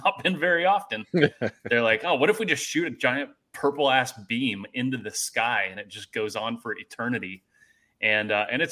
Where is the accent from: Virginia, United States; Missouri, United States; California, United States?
California, United States; Sacramento; growing up in Northern California, And I guess being from Sacramento